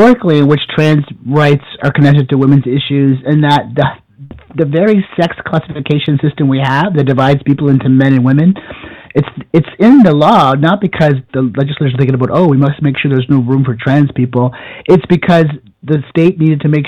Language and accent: English; Canada; moved away; I grew up in Canada in a village of 200 people